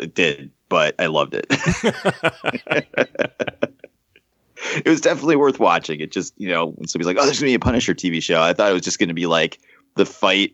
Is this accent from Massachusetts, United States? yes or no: yes; Holyoke, Massachusetts, United States; Where I grew up in Massachusetts, in Holyoke, is kind of ghetto